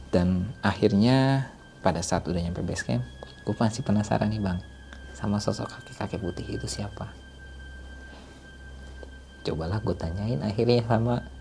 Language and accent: Indonesian; Bekasi, West Java, Indonesia; dalam hati gue karena gue dari Bekasi ya bang ini berasa kayak ke, kayak di Bekasi